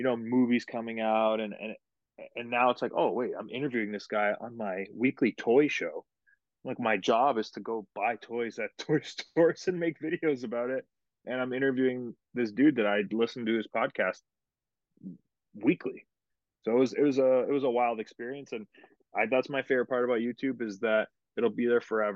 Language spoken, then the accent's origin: English; Canada; moved away as an adult; now in United States; my home country of Canada